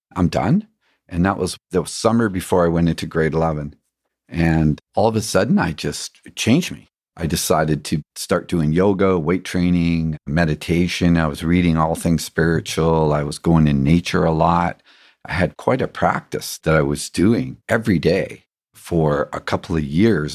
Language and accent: English; England, United Kingdom; growing up in England